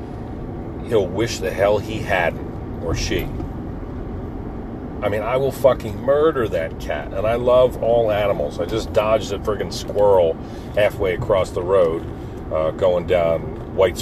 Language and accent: English; Pine Barrens, New Jersey, United States; growing up in the Pine Barrens